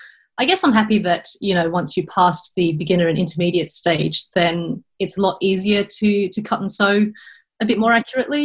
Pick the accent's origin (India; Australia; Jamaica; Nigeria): Australia; moved away as an adult; also born or lived in United Kingdom; now in Netherlands; I am an Australian import into the Netherlands via the UK